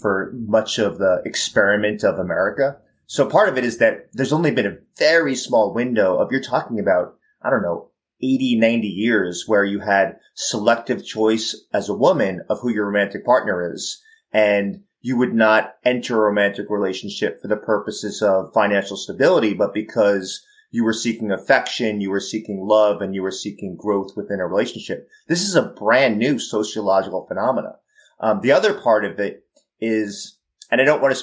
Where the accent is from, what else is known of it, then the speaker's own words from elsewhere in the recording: New York, United States; I'm a pretty candid New Yorker